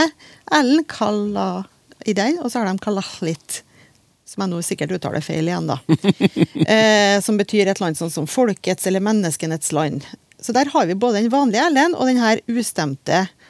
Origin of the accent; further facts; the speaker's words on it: Trøndelag, Norway; Jeg er jo trønder